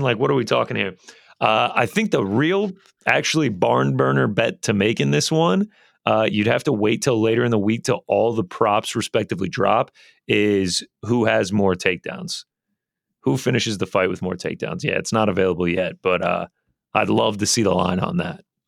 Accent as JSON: {"language": "English", "town": "Alpharetta", "region": "Georgia", "country": "United States", "tie": "born or raised there", "said": "Alpharetta, which, uh, the old three zero zero zero four, uh, is actually where I am born and raised"}